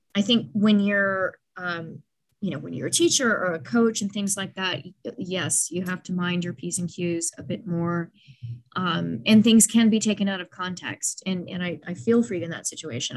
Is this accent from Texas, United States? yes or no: yes; Dallas, Texas, United States; I grew up in Dallas, very judgmental place